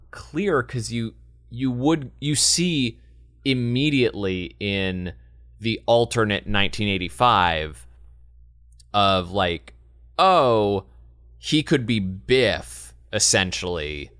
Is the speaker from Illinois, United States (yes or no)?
no; Los Angeles, California, United States; growing up in Los Angeles, as I did